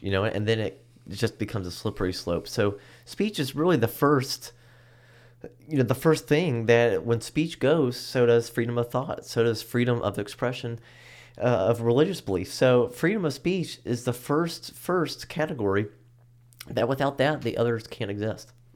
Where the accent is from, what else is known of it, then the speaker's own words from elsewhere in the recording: United States; as an American